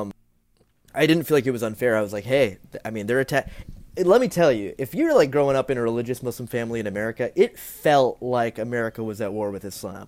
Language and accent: English; Ocala, Florida, United States; I'm from Florida. I was born in, in Ocala